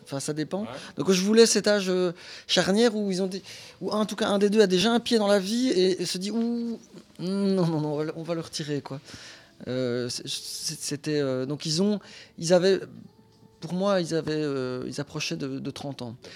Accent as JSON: {"language": "French", "country": "Belgium", "said": "Je suis belge."}